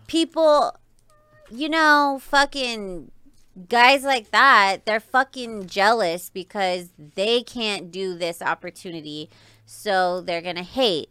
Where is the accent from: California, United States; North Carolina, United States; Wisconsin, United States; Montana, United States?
California, United States; Riverside; now in Las Vegas, United States; I grew up in California. I was in SoCal